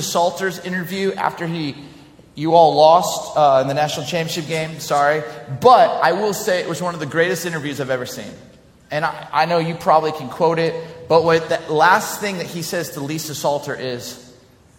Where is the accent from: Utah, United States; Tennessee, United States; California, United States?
California, United States; Southern; I grew up in Southern California.